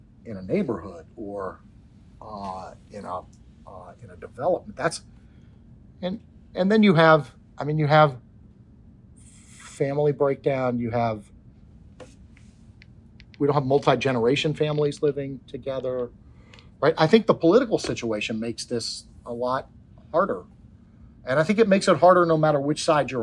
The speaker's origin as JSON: {"language": "English", "town": "Washington", "region": "District of Columbia", "country": "United States", "tie": "born or raised there", "said": "I'm not Irish, but grew up around lots of Irish, sort of one generation removed from being in Ireland in the Washington, D.C. area."}